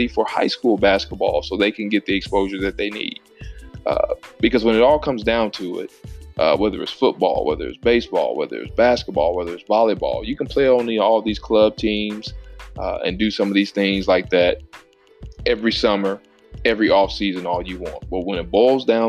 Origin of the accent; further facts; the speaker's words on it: Illinois, United States; growing up in Illinois, as a really good athlete